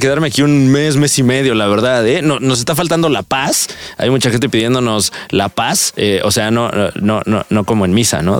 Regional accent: State of Mexico, Mexico; Yo vengo del Estado de México, que es posiblemente el peor de los 32 estados de la República

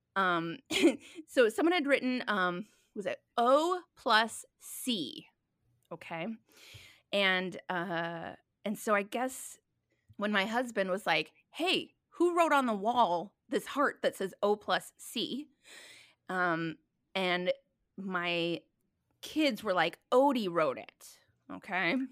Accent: Minnesota, United States; moved away; also born or lived in New York City; I'm from Minnesota originally

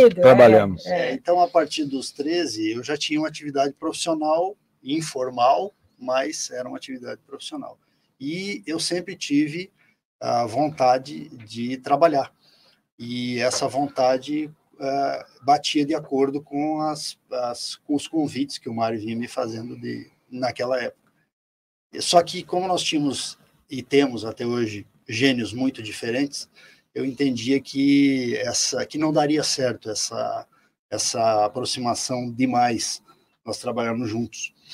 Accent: Soledade, Brazil; now in Foz do Iguaçu, Brazil; Eu nasci em Soledade também e é, nasci em 1962. Eu tenho hoje 61 anos e esse período é, que eu fiquei em Soledade foi marcado por duas, dois, duas épocas importantes

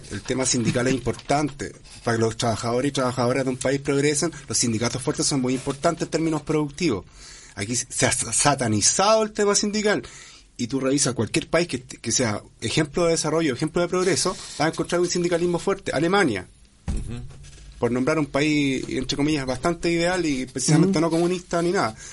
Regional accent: Chile; así somos los chilenos también

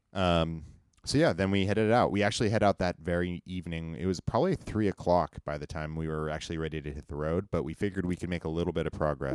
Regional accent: United States; I grew up in Tahoe

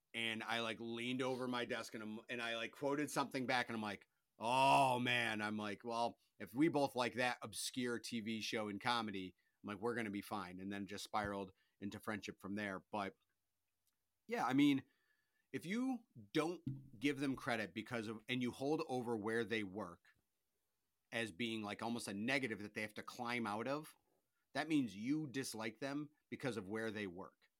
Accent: Auburn, New York, United States; I'm from Auburn.

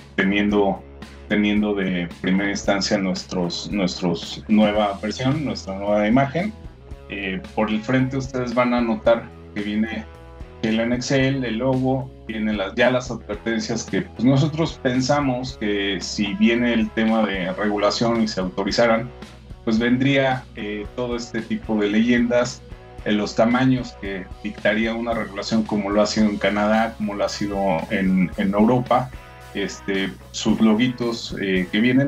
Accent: Mexico; somos una eh, pequeña compañía que llegó con, al mercado mexicano, siendo mexicanos obviamente

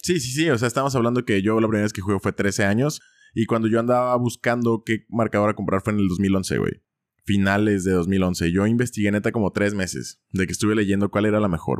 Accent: Ciudad Guzmán, Jalisco, Mexico; ahí en Ciudad Guzmán, de donde soy yo

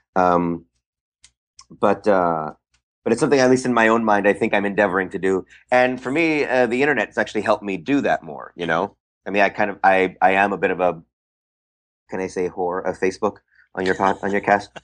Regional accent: San Francisco Bay Area, California, United States; I am from the Bay Area.

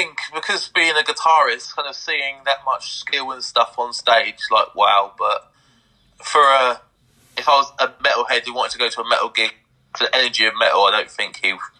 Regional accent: Bedfordshire, East of England, United Kingdom; we're based in Milton Keynes. We are a Milton Keynes band. But because I'm from Bedfordshire

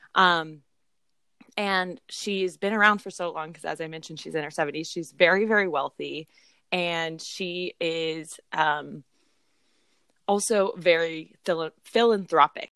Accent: Springfield, Missouri, United States; moved away; since I moved away from Springfield, Missouri, which is where we grew up.

